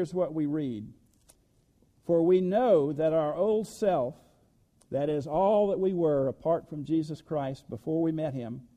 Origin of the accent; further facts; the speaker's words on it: the South, United States; I was born in the South